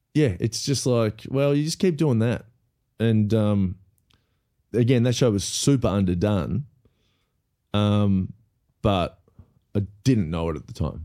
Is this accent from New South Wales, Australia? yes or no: no; Melbourne, Victoria, Australia; also born or lived in Los Angeles; I grew up in Melbourne